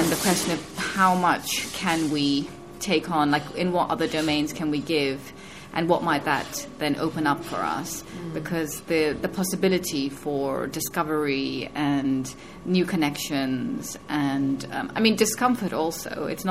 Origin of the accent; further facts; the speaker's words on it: Kenya; also born or lived in United Kingdom; now in Berlin, Germany; born in the UK, Indian family roots, growing up in Kenya, moving to Berlin